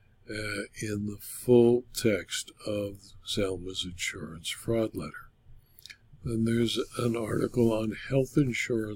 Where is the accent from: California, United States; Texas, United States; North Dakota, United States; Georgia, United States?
California, United States; Culver City; Culver City, California, my hometown